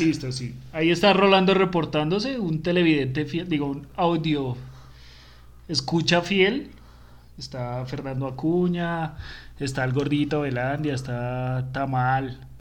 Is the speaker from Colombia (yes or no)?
yes; Colombia; Colombia, que somos los lambones de Sudamérica